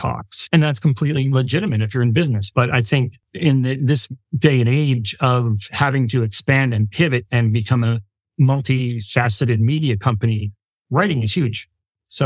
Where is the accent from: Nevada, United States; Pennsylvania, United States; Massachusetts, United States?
Pennsylvania, United States; Philadelphia; I'm from Philly